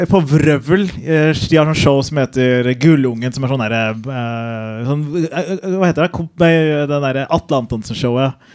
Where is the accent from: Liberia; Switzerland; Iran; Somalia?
Somalia; Jeg er … komiker, og jeg er somalier.